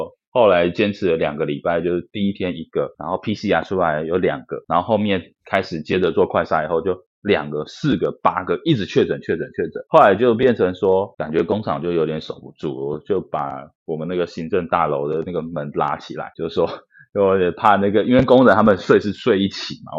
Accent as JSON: {"language": "Chinese", "country": "Taiwan", "moved": "as an adult", "lives_now": "Vietnam", "said": "因为你说我们台湾人在海外"}